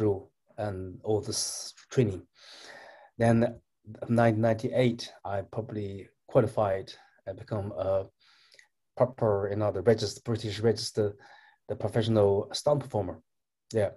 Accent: Northwest China, China; moved away; I'm Chinese, and I was born in China

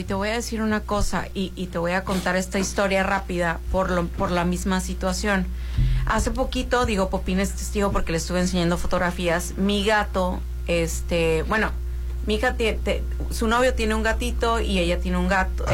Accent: Mazatlán, Sinaloa, Mexico; moved away as an adult; also born or lived in Mexico City; nací en la Ciudad de México, Rolando, y me trajeron a los tres años para acá

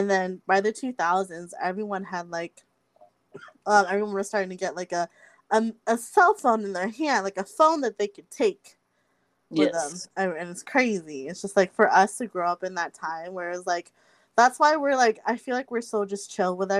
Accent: Roseville, California, United States; also born or lived in Elk Grove; when I moved from Oak Grove to Roseville

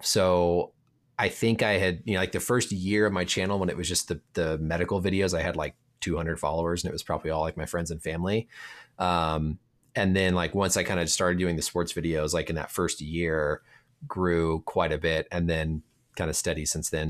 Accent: Indiana, United States; moved away as an adult; now in Minnesota, United States; I grew up in Indiana

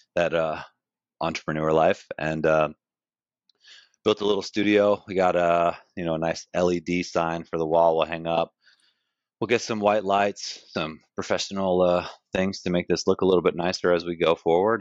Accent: Glen Cove, New York, United States; I grew up uh in Glen Cove, Long Island. So I was born in New York City. Uh, baby, was out on Long Island where my parents lived. Grew up there.

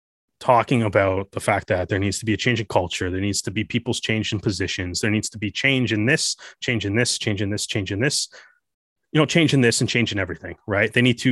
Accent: Canada; watching it as a Canadian rugby fan

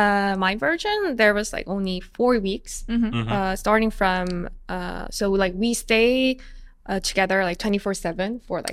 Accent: Seoul, South Korea; now in Busan, South Korea; I was born in Seoul. I've been in Busan a lot of time

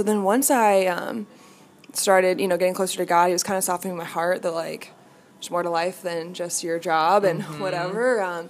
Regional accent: Indianapolis, Indiana, United States; I'm from Indianapolis

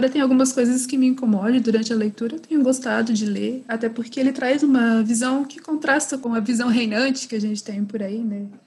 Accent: Santa Catarina, Brazil; born there; also born or lived in Minas Gerais; eu sou formada em direito, é, eu sou brasileira.

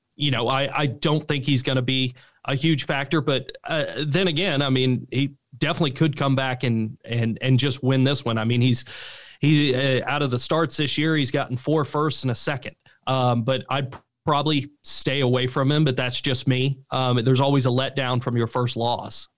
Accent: Oklahoma City, Oklahoma, United States; we're from Oklahoma City

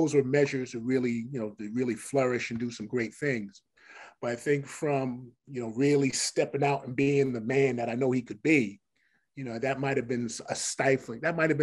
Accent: Paterson, New Jersey, United States; growing up in City of Patterson

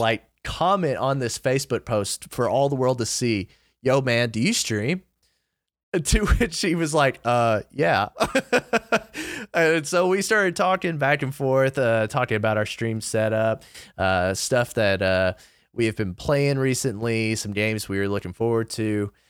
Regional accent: Kentucky, United States; I'm twenty-four, I'm from Kentucky

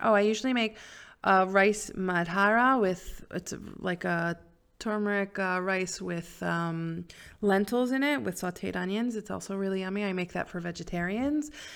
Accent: Silver Spring, Maryland, United States; also born or lived in New York; now in Israel; I grew up in Silver Spring, Maryland

